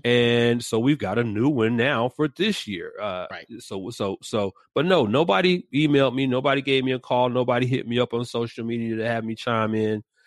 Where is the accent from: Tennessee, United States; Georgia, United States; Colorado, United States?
Georgia, United States; Atlanta; moved away; born and raised in the ATL